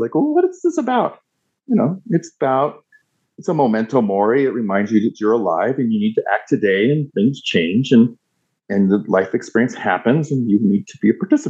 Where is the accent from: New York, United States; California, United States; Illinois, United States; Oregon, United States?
Oregon, United States; when growing up in Southern Oregon. Now, I'm not poo-pooing that space at all. It gave me my roots. It gave me a lot of security. I have deep and abiding relationships with people that I grew up with still to this day.